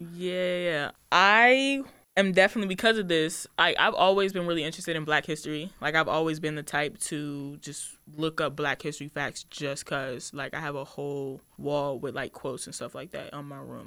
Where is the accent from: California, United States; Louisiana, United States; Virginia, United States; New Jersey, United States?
Virginia, United States; Woodbridge; I am from Woodbridge, Virginia